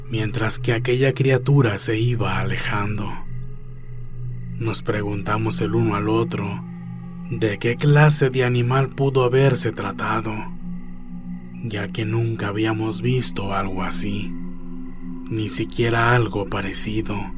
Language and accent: Spanish; Santa Ana, Oaxaca, Mexico; Como les venía diciendo, somos de Oaxaca. Mi pueblo se llama Santa Ana.